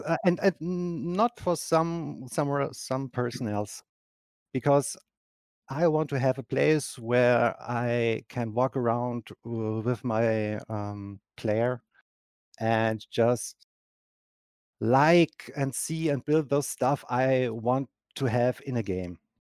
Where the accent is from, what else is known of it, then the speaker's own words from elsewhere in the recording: Germany; English is a second language; I'm from Germany